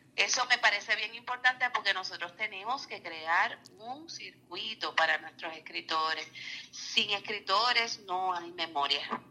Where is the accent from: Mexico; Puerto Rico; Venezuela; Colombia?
Puerto Rico; nuestra memoria histórica como puertorriqueños, como mujeres, como eh, afrodescendientes.